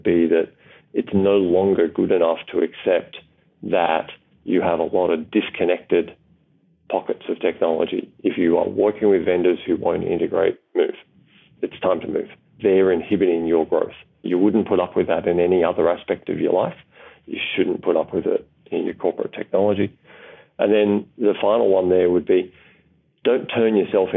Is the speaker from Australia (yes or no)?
yes; Australia; as an Australian